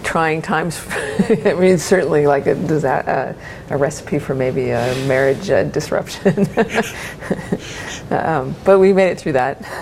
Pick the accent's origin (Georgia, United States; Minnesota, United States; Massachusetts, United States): Minnesota, United States; also born or lived in Los Gatos, California; now in Oregon, United States; I grew up in Minnesota, so not really a very wine state